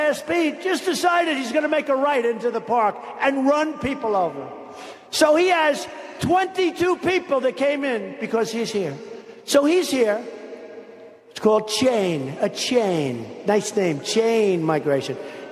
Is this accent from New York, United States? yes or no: yes; near Long Island, New York, United States; I grew up in near Long Island, and I know every town out there.